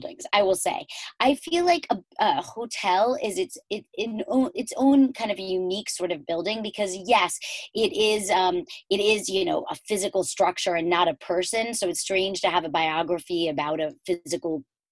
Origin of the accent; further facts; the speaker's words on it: New York City, New York, United States; the Plaza that we knew growing up in New York City